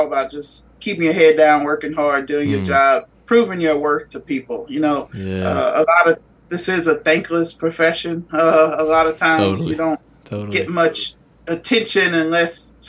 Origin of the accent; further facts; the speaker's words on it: Texas, United States; Back in my home state